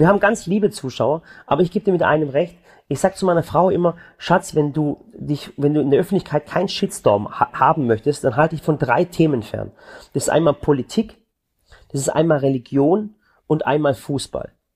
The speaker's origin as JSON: {"language": "German", "town": "Balingen", "region": "Baden-Württemberg", "country": "Germany", "lives_now": "Waghäusel, Germany", "said": "Ich komme zum Beispiel von der Schwäbischen Alb. Ich komme aus Balingen."}